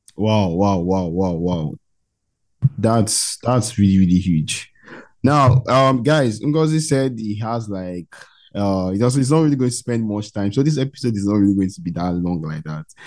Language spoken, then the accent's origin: English; Nigeria; I'm from Nigeria, bro. I'm from West Africa, Nigeria